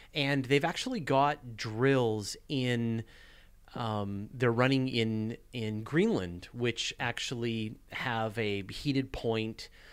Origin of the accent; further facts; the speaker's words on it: Canada; I'm Canadian